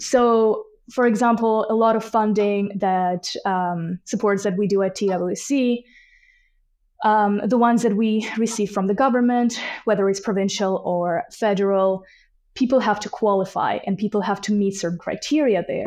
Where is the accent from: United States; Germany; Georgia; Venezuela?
Georgia; Tbilisi; moved away as an adult; now in Canada; I am originally from Tbilisi, Georgia, which is in, uh, Caucasus region, and I've been in Canada for a little over two and a half years now